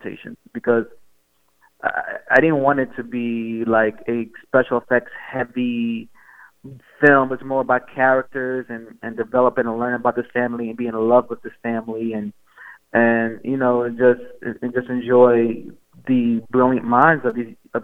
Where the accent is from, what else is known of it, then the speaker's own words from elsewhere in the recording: New York City, New York, United States; I grew up in Coney Island